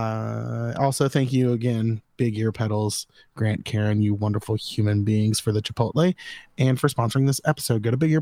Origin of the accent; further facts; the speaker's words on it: Florida, United States; moved away; I'm originally from Florida, and technically there's a swamp there